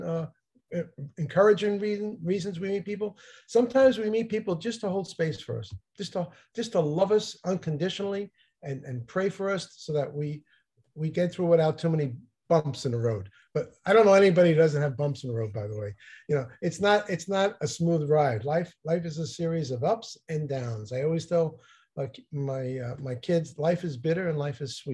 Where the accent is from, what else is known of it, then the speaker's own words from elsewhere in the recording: New Jersey, United States; I'm from New Jersey